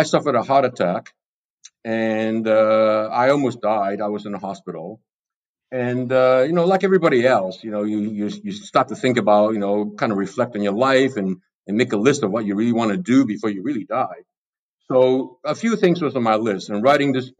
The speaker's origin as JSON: {"language": "English", "country": "Hong Kong", "tie": "born or raised there", "said": "growing up in Hong Kong"}